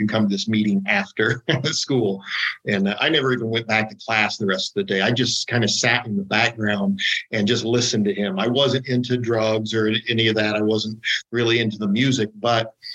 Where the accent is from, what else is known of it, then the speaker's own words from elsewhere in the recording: Ohio, United States; I'm from Ohio